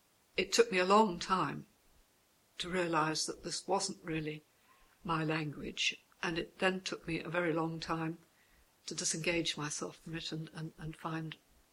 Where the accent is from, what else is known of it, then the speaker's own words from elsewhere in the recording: London, United Kingdom; born there; also born or lived in Morocco; I was born in London. That's not to say that I spent much time there, because I lived in Morocco for 6 years